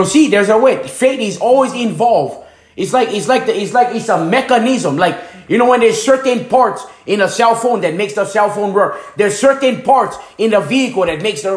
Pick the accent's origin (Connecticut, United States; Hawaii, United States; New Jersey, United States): Hawaii, United States; moved away as an adult; also born or lived in Tampa, Florida; now in Fairmont, United States; I came from Hanamaui, Hawaii.